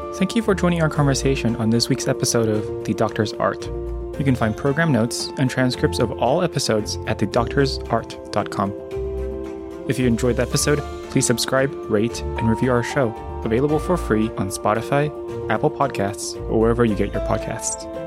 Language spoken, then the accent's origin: English; Taiwan; now in United States; I grew up in Taiwan